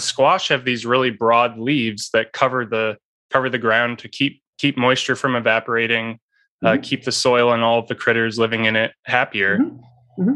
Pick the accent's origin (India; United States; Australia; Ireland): United States; northern Indiana; I was born and raised in in the Midwest, so I was surrounded by uh, corn and soybean fields growing up